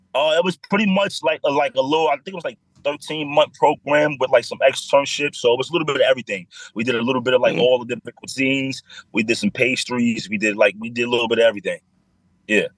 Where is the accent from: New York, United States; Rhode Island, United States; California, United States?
New York, United States; New York City; I grew up in the Bronx, one seven five